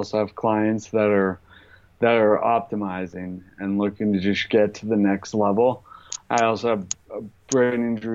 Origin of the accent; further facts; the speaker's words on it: Boulder, Colorado, United States; moved away; also born or lived in New York; I grew up in Boulder, Colorado